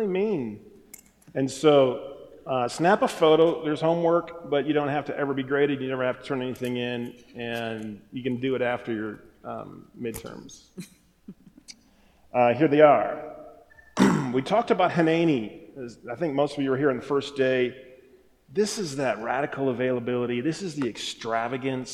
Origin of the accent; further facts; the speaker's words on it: Wisconsin, United States; I'm from Wisconsin, so we say some funny things up there